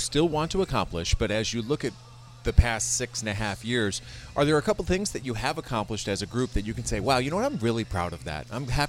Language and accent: English; East Coast, United States; moved away as an adult; also born or lived in Detroit; now in Westwood, United States; I grew up on the East Coast, spent those 11 years there, and my kids were born there.